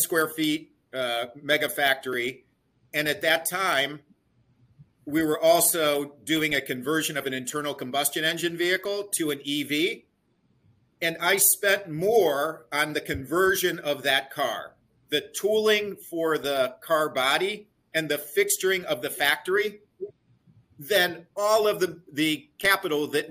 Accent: Cleveland, Ohio, United States; I grew up in Cleveland, Ohio

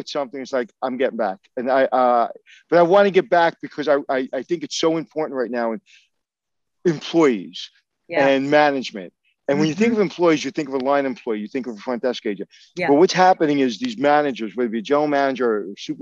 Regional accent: New York City, New York, United States; I grew up in Brooklyn

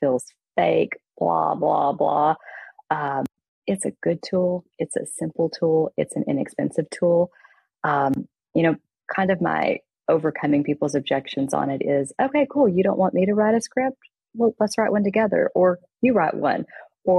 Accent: East Texas, United States; I grew up in East Texas

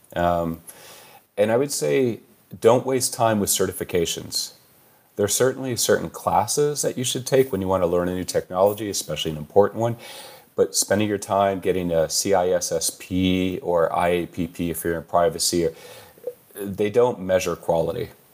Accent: California, United States; Born and raised in California

